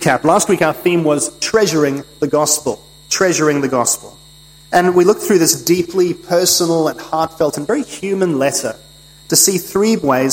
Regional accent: United Kingdom; moved away; As a British citizen and subject myself

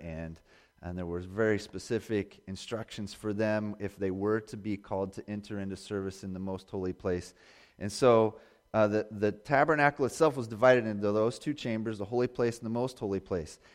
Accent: Indiana, United States; also born or lived in Bozeman, Montana; I grew up in Indiana

